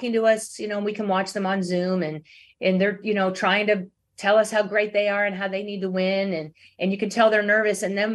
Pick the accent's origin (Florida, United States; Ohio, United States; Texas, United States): Texas, United States; Cypress; I grew up in Cyprus